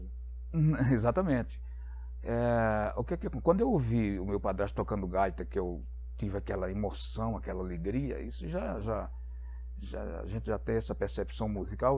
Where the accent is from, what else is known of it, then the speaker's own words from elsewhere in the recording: Maceió, Alagoas, Brazil; now in Campinas, Brazil; eu sou nordestino, sou de Maceió, do estado de Alagoas. É... Estou aqui em Campinas desde 96, outubro de 96. Eu vim de uma família muito humilde, muito pobre mesmo, morando no interior do estado de Alagoas